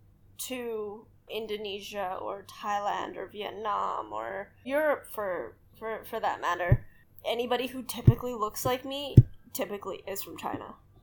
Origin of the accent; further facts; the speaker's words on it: Canada; I'm Canadian